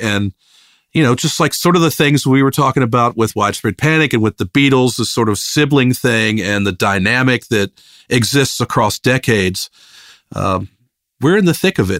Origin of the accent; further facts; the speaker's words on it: Richmond, Virginia, United States; moved away; also born or lived in Athens, Georgia; I grew up in Richmond, Virginia, this, a medium-sized city on the East Coast